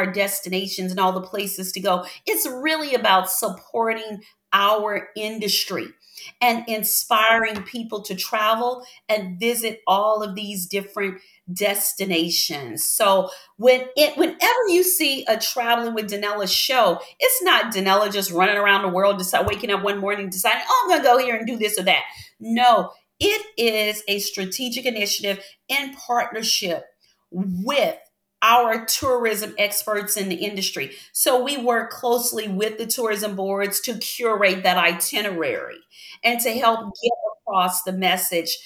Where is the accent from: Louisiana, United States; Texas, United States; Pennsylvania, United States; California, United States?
Louisiana, United States; Baton Rouge; I grew up in Baton Rouge, Louisiana. That is my home city